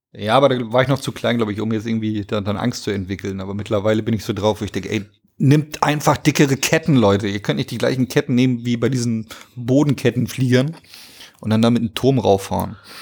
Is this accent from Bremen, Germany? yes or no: no; Hamburg, Germany; Also ich bin in Hamburg groß geworden, wohne auch immer noch in Hamburg